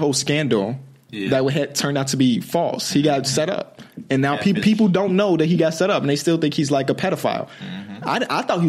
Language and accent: English; Chicago, Illinois, United States; me and …, we're from Chicago